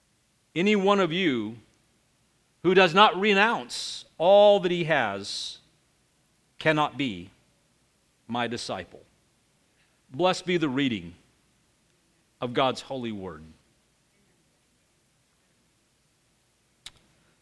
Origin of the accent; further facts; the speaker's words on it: United States; growing up in the United States